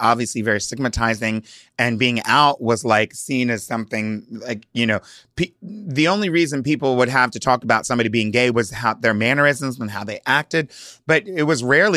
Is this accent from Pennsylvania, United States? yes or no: yes; Hershey, Pennsylvania, United States; also born or lived in Delaware; I was born in Hershey, Pennsylvania, and grew up basically going back and forth between Delaware and Pennsylvania